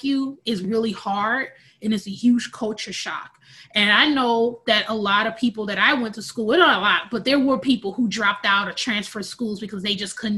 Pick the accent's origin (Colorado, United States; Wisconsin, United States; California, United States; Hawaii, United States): Wisconsin, United States; Milwaukee; I was born and raised in Milwaukee, Wisconsin